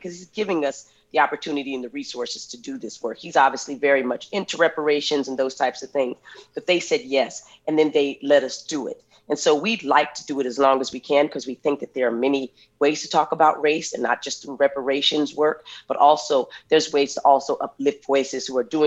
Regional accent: Flagstaff, Arizona, United States; coming from Flagstaff, Arizona

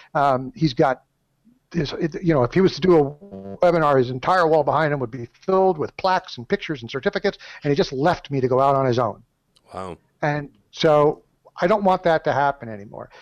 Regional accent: Southern California, United States; I'm from Southern California. We're not so mellow down here

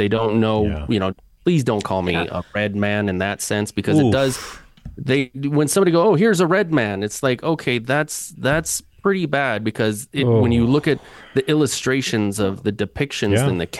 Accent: Downey, California, United States; I grew up in Downey, and my mom's from she's Chicana.

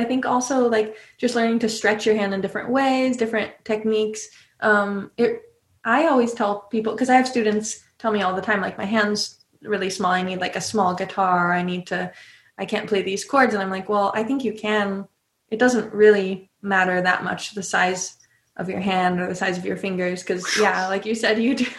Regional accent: California, United States; So I grew up in California. My dad is from Illinois and his dad played the banjo, my grandpa.

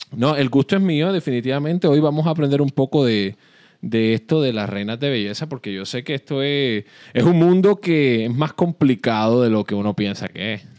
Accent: Puerto Rico; yo nací y crecí en Puerto Rico

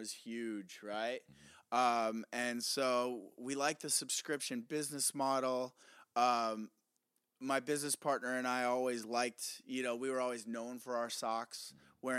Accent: Midwest, United States; also born or lived in New York; now in Southern California, United States; We're from the Midwest

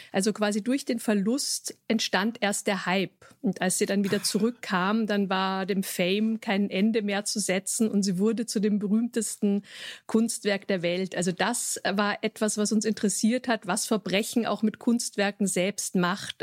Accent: Vienna, Austria; ich selbst bin Wienerin

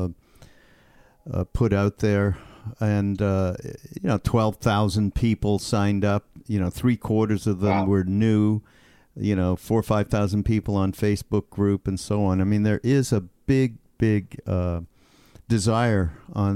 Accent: Canada; I'm from Canada. I'm Canadian

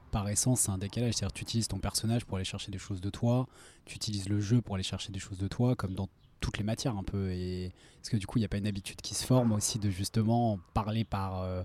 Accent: Lyon, Auvergne-Rhône-Alpes, France; moved away as an adult; grandi à Lyon jusqu'à voilà, l'âge de 20 ans.

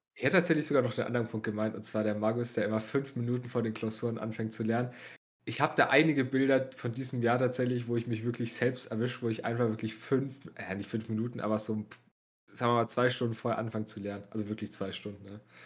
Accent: Bavaria, Germany

